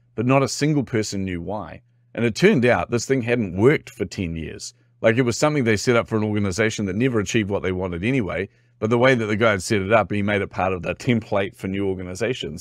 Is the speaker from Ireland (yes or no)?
no; New Zealand; accent: Kiwi; particularly being a Kiwi, by the way, I'm from New Zealand.